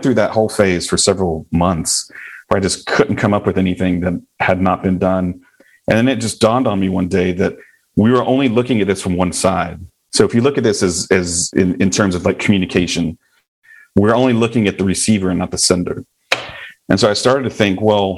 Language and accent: English; the South, United States; accent: Southern; growing up in the South